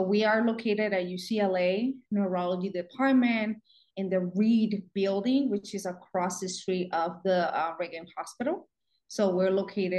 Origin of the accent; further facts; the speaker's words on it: Puerto Rico; moved away as an adult; now in United States; born and raised in Puerto Rico